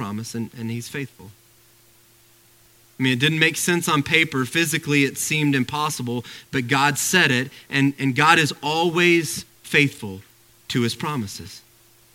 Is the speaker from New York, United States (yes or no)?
no; Arkansas, United States; moved away; I grew up in Arkansas where we didn't have any of these things